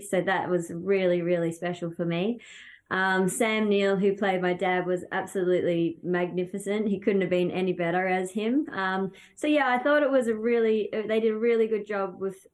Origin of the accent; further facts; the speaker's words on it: Australia; When we come over here from Australia, obviously we have great carnivals and love the way that we do things back home